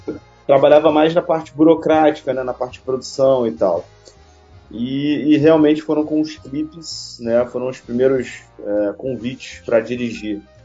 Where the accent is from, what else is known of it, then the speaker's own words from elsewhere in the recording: Rio de Janeiro, Brazil; Eu sou do Rio de Janeiro